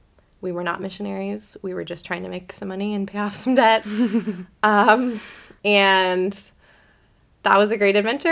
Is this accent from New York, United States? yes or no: no; Beaverton, Oregon, United States; I grew up in the Church of the Nazarene at Beaverton Nazarene, which is this really funny-shaped building that is very memorable. It's a round church in Beaverton, Oregon.